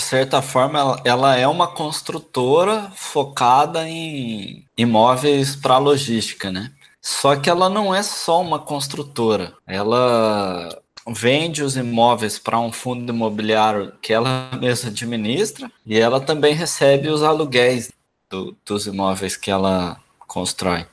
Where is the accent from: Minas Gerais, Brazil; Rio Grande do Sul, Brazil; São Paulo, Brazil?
Minas Gerais, Brazil; interior of; now in Santos, Brazil; A gente é do interior de Minas. Hoje em dia eu moro numa cidade que não tem espaço